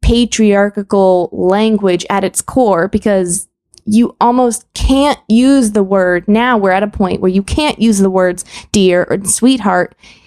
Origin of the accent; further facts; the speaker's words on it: Texas, United States; as a Texan, sir and ma'am are not impolite here.